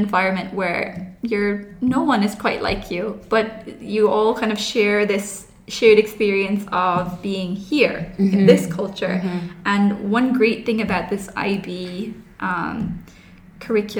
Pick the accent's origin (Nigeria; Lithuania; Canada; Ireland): Ireland; Kerry, Munster; moved away as an adult; also born or lived in Abu Dhabi, United Arab Emirates; now in United Arab Emirates; I'm Irish. I'm from Kerry